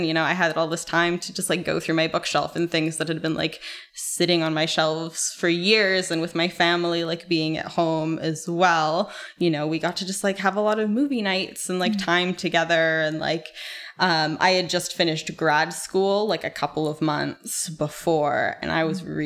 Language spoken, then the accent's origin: English; Calgary, Alberta, Canada; I grew up in Calgary.